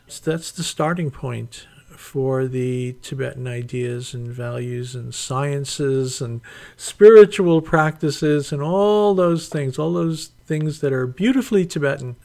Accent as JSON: {"language": "English", "country": "United States"}